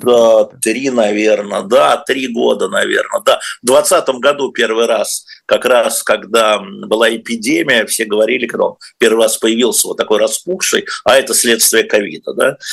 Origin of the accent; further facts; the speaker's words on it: Moscow, Russia; мы москвичи, ну я москвич